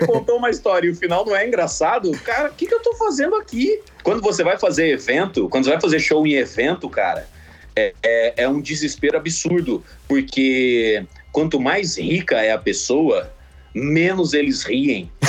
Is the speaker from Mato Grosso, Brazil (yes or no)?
yes; Sinop, Mato Grosso, Brazil; also born or lived in Cuiabá; Eu nasci em Cuiabá, no, no Mato Grosso, na capital do Mato Grosso, mas eu cresci em Sinop, que é uma cidade a 500 quilômetros pro interior do Mato Grosso